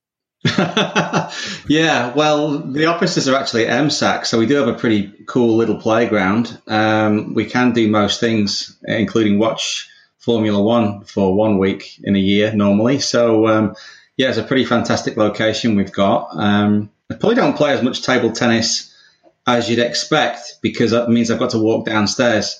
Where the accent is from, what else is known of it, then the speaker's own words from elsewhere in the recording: England, United Kingdom; accent: English; moved away as an adult; also born or lived in London; now in Australia; obviously you can tell from my accent, I'm English